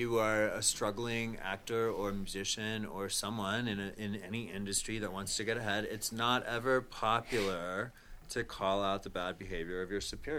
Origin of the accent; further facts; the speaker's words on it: Nebraska, United States; I grew up in Nebraska, and I had to several times pull over on the road and get up under the freeway because of a tornado.